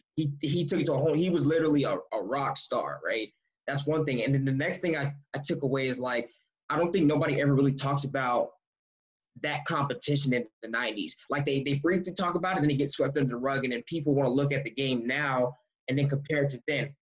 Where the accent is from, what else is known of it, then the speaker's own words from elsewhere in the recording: United States; moved away as an adult; now in Canada; we're two American guards with two different you know backgrounds, but we're both here in Canada